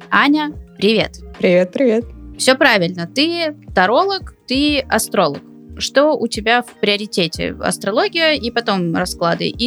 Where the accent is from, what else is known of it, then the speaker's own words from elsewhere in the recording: Saint Petersburg, Russia; born there; допустим, я родилась в Петербурге, а кто-то родился во Владивостоке.